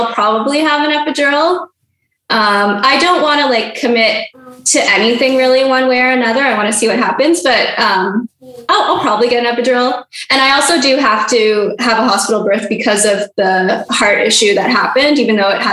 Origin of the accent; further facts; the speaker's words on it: Canada; I'm Canadian